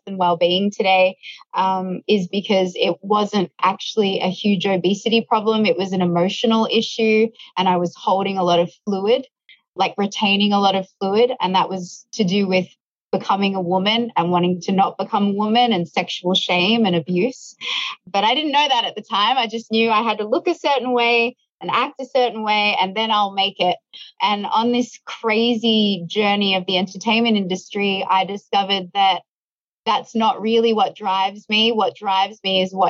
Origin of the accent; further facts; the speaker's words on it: Melbourne, Victoria, Australia; I grew up sort of in the suburbs of Melbourne